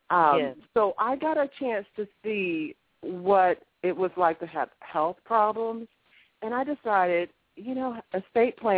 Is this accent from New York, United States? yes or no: no; Augusta, Georgia, United States; moved away as an adult; also born or lived in Miami, Florida; Born and raised in Augusta, Georgia